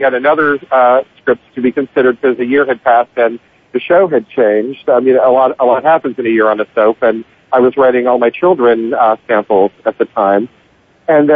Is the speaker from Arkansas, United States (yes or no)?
no; Pittsburgh, Pennsylvania, United States; moved away as an adult; now in New York, United States; my hometown of Pittsburgh